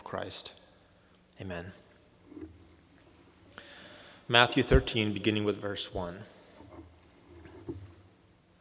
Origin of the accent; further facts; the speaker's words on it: Moldova; moved away; my home country of Moldova